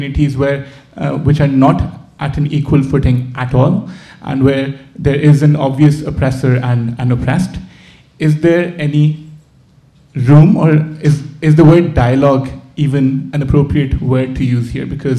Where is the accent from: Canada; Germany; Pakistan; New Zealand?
Pakistan; also born or lived in United Kingdom; I'm Pakistani